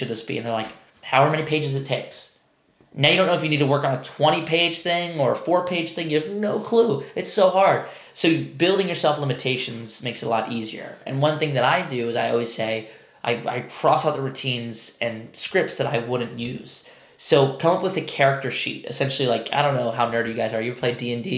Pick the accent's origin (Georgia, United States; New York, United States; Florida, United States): New York, United States; I'm a New Yorker. We always say you guys.